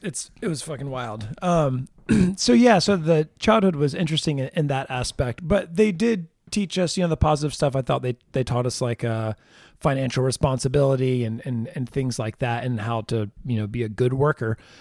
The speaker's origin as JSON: {"language": "English", "town": "Jacksonville", "region": "Florida", "country": "United States", "tie": "born or raised there", "said": "I look at Florida as the Jacksonville area as where I was really raised"}